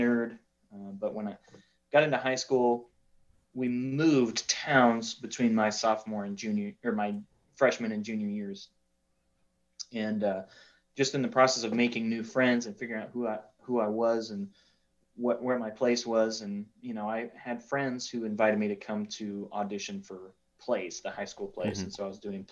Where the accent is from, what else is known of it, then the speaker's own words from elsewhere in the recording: Wyoming, United States; moved away as an adult; also born or lived in McAllen, Texas; I did grow up in Wyoming